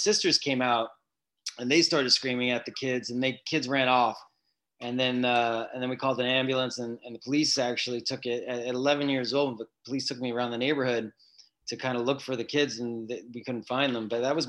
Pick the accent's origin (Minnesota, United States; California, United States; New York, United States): New York, United States; New York City; So me and my sisters were all born in New York.